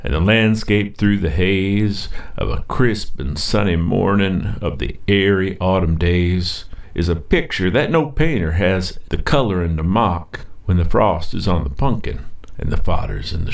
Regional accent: Brown County, Indiana, United States; I grew up in Brown County, just down past Stonehead and up Christiansburg Road, Little Peace

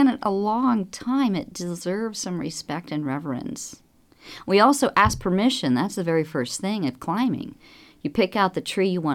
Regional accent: Lawrenceburg, Indiana, United States; growing up as a child in southern Indiana, in the Ohio River Valley, I was raised in Lawrenceburg

